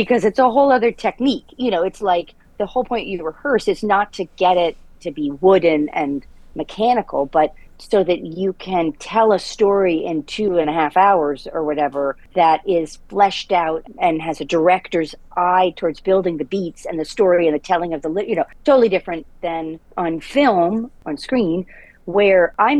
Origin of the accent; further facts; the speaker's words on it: Providence, Rhode Island, United States; I grew up in Providence, Rhode Island